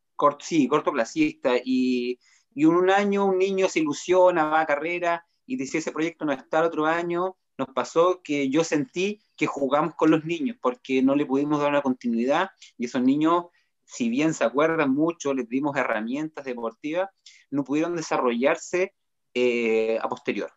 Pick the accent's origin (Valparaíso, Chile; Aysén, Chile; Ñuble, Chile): Ñuble, Chile; Chillán; now in Concepción, Chile; soy oriundo de Chillán